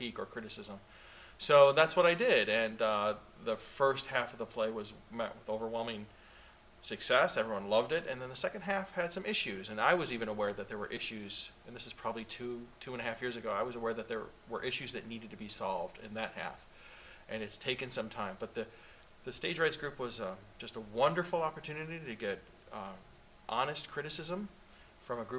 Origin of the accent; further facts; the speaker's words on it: Rochester, New York, United States; we're from Rochester